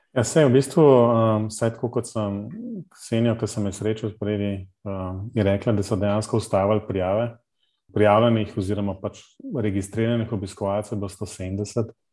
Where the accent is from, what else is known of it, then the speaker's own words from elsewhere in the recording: Ljubljana, Central Slovenia, Slovenia; ker sem iz Ljubljana